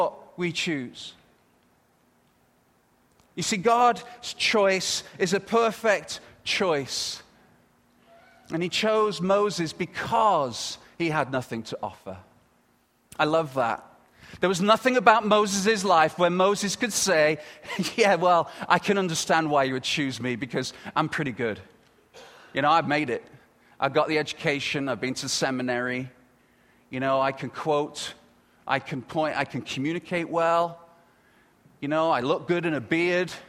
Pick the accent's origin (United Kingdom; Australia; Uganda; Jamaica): United Kingdom; moved away as an adult; now in Canada; I'm very proud to be British. And I come from Britain